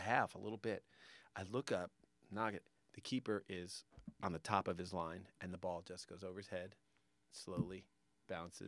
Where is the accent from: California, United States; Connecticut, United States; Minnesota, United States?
Connecticut, United States; I grew up in Connecticut